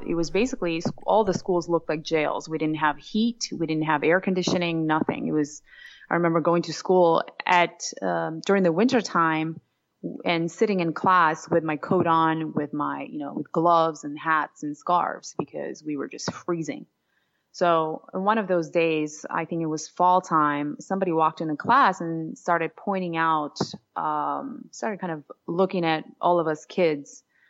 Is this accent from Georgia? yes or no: yes; Georgia; English is a second language; moved away; late 90s when I moved to New York City from Georgia, but it was absolutely a part of Soviet Union.